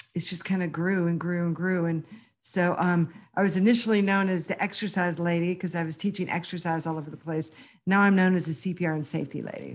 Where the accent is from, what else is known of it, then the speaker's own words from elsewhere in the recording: Houston, Texas, United States; I went back to graduate school at University of Houston, my hometown